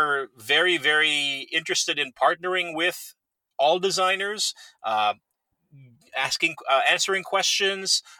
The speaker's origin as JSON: {"language": "English", "country": "Philippines", "tie": "born or raised there", "moved": "yes", "said": "I was born and raised in the Philippines"}